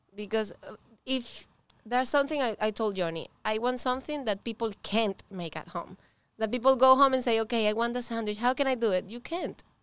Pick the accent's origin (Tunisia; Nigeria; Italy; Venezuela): Venezuela; English is a second language; moved away as an adult; now in Miami, United States; We are both from Venezuela. We came here alone.